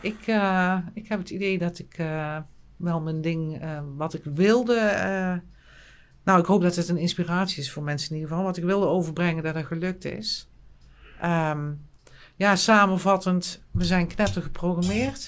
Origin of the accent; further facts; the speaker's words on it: Eindhoven, North Brabant, Netherlands; accent: plat Eindhoven; moved away; ik kan nog echt plat Eindhoven praten. Ik kom dan uit Eindhoven, ik woon er nu niet